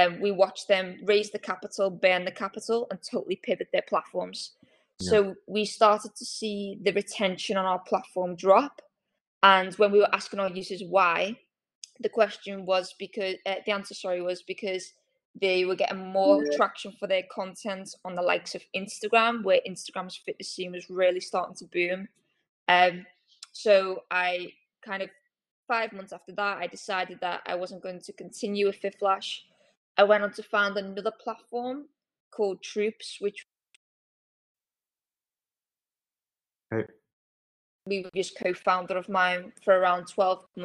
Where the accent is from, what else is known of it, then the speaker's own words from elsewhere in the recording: Liverpool, North West England, United Kingdom; I'm from Liverpool